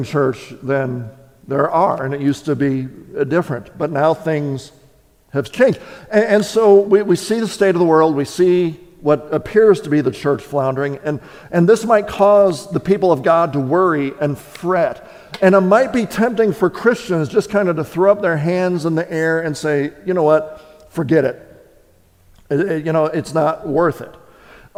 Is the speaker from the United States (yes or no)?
yes; Wisconsin, United States; moved away; I was born and raised in Wisconsin.